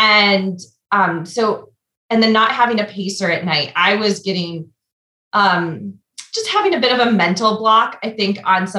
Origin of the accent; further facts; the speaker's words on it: Michigan, United States; now in Pittsburgh, United States; I'm originally from Michigan